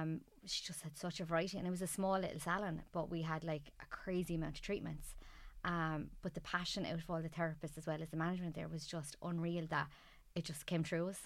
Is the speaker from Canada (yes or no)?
no; Ireland; born or raised there; also born or lived in Darwin, Australia